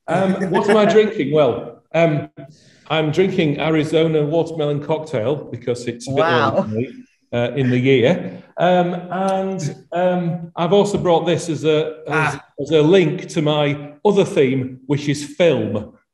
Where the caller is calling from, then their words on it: Richmond, Yorkshire and the Humber, United Kingdom; Well, I'm joining you from Richmond, North Yorkshire, so right in the middle of Rishi Sunak's constituency.